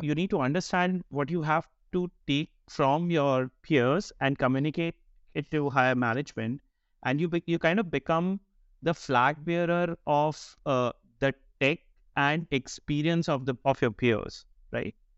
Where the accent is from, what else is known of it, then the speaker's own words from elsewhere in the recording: India; moved away as an adult; also born or lived in Bangalore, India; now in Denmark; I'm, I'm of Indian origin, currently based out of Denmark. Uh, recently moved there last year